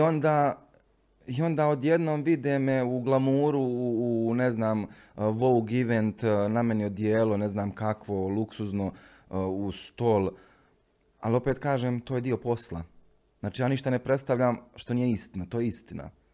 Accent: Bosnia & Herzegovina; moved away as an adult; now in Milan, Italy; ja govorim iz Bosne i Hercegovine

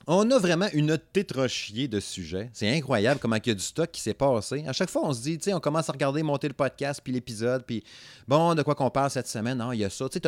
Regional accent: Saguenay, Quebec, Canada; moi, je suis du Saguenay. C'est pas pareil. Fait que moi, moi, mon accent a toujours eu de la misère.

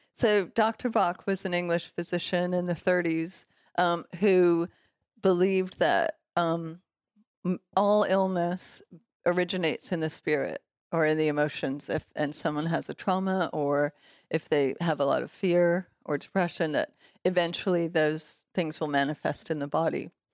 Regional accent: Los Angeles, California, United States; also born or lived in Toronto, Canada / Mexico; we moved to L A when I was five, and I grew up in West Hollywood and, um, Silver Lake

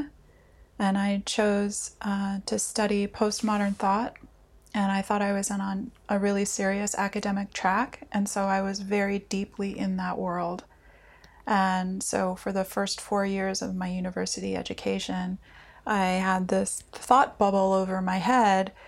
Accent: United States; now in Helsinki, Finland; I am an American living here in Helsinki

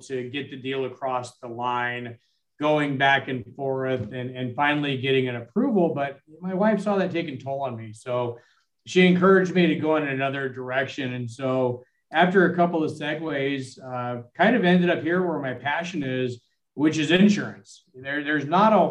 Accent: Southern California, United States; Born and raised in Southern California

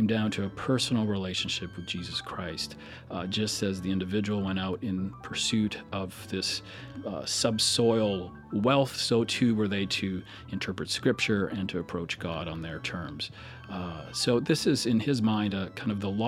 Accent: Alberta, Canada; moved away; I grew up in Alberta, Canada

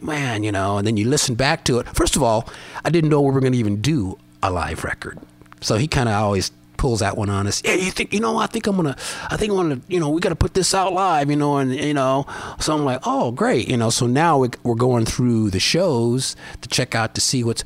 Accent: Colorado, United States; moved away; I'm from Colorado, but you know, now over here at sea level

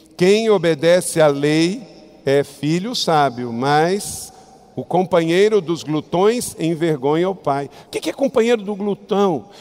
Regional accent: Brazil; somos morenos, somos mestiços, somos brasileiros

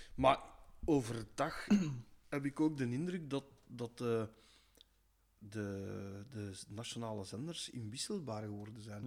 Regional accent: Belgium; we zijn al als Belg

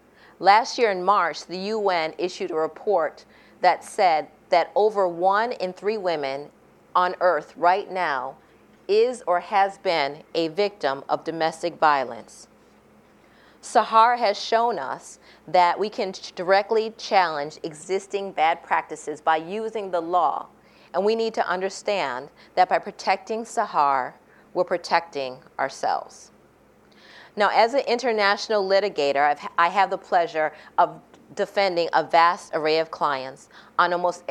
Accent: United States; me as an American lawyer

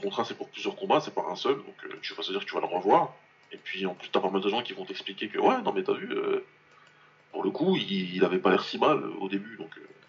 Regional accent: France; en tant que Français

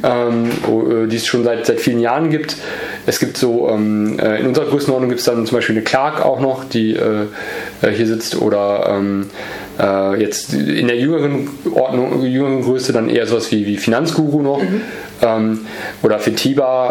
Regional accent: Borken, North Rhine-Westphalia, Germany; also born or lived in Easter Island, Chile; dann sind wir zurückgezogen und dann im Münsterland aufgewachsen, also mhm. Borken

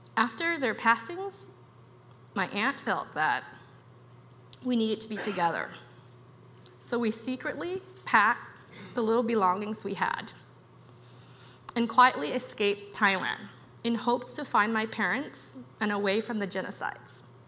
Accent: Cambodia; now in United States; I was born in Cambodia and grew up with my extended family

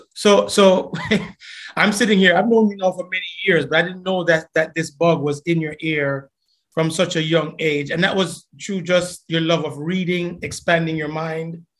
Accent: Jamaica; we grew up in Jamaica

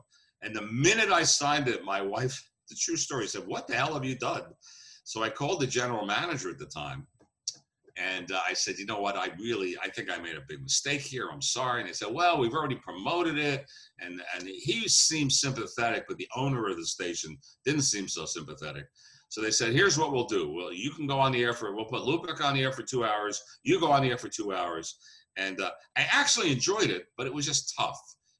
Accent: Northeast, United States; Now, I'm like you. I'm from the Northeast.

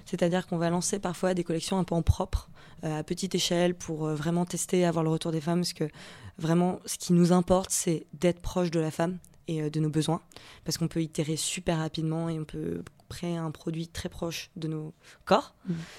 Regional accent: Nice, Provence-Alpes-Côte d'Azur, France; je viens euh, de Nice

